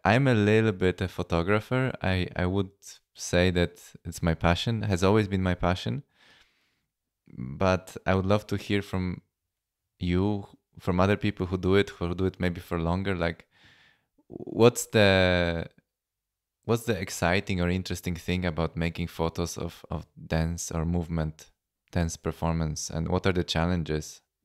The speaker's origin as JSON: {"language": "English", "country": "Poland", "moved": "yes", "lives_now": "Vienna, Austria", "said": "Polish because I'm from Poland."}